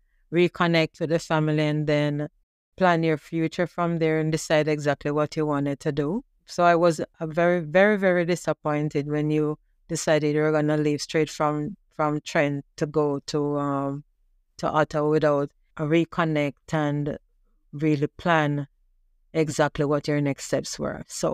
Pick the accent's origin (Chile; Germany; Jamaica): Jamaica; now in Canada; I remember growing up in Jamaica, and my parents, they struggled to provide for us.